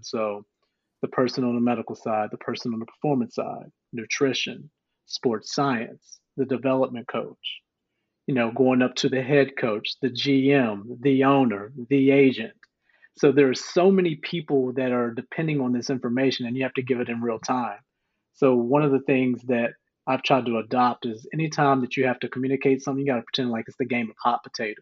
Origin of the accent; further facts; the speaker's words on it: White Sulphur Springs, West Virginia, United States; moved away as an adult; also born or lived in Akron, Ohio / North Carolina; I was born in Akron, Ohio, but raised in White Sulphur Springs, West Virginia.